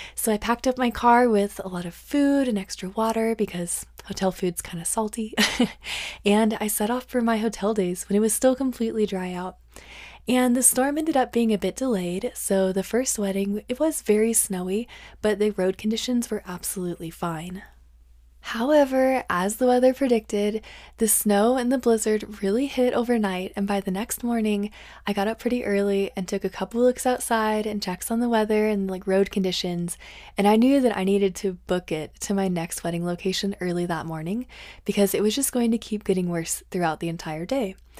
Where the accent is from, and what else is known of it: northern Colorado, United States; born or raised there